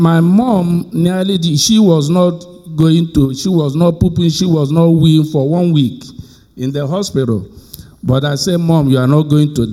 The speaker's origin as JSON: {"language": "English", "country": "Nigeria", "tie": "born or raised there", "moved": "yes", "said": "I was born in Nigeria"}